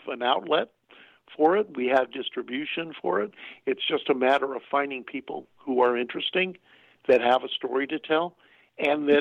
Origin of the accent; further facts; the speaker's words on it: Los Angeles, California, United States; I was raised in Hollywood, California.